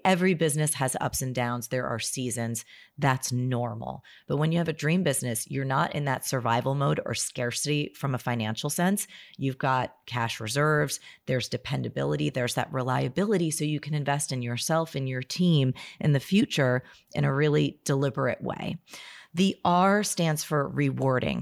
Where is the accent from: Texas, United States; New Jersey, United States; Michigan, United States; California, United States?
New Jersey, United States; I'm from New Jersey